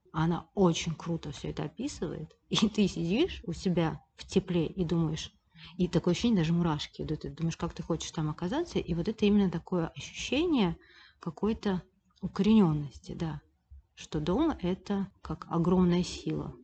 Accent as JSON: {"language": "Russian", "region": "Saint Petersburg", "country": "Russia", "tie": "born or raised there", "said": "я всегда жила в Петербурге, я родилась в Петербурге"}